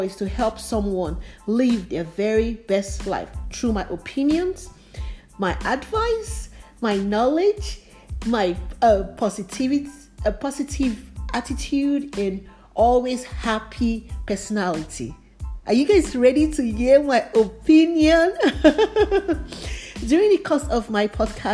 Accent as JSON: {"language": "English", "country": "Nigeria", "tie": "born or raised there", "also_born_or_lived": "Liberia", "moved": "yes", "lives_now": "United States", "said": "I grew up in Africa, Nigeria to be precise. I also lived in Liberia too"}